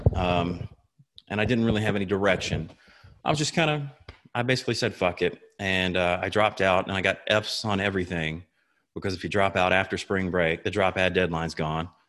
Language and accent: English; Tifton, Georgia, United States; moved away; I'm originally from Tifton, which is in South Georgia